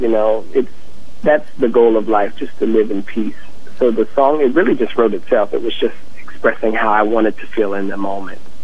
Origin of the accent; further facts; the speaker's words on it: North Carolina, United States; moved away; also born or lived in Hawaii / Washington, D.C.; my childhood growing up in the South